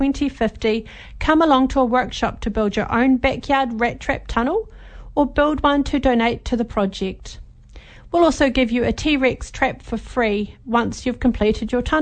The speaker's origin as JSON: {"language": "English", "town": "Gore", "region": "Southland", "country": "New Zealand", "tie": "born or raised there", "said": "I was brought up in Gore and in Southland"}